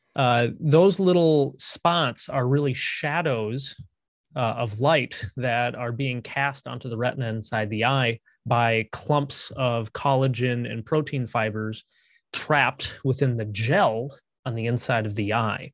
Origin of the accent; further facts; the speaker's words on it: Minnesota, United States; also born or lived in San Antonio, Texas; I grew up here in Minnesota